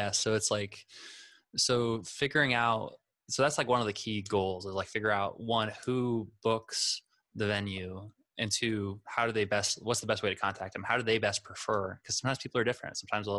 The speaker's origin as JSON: {"language": "English", "region": "South Dakota", "country": "United States", "lives_now": "Orlando, United States", "said": "because I moved here, so I don't technically like I came from South Dakota, so I don't have a lot of like, you know, friends nearby that are performing out live."}